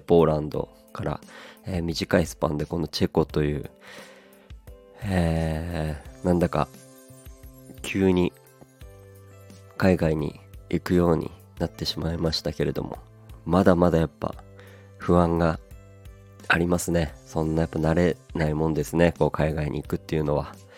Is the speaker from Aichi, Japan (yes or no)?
no; Aomori, Japan; 青森なので僕の出身が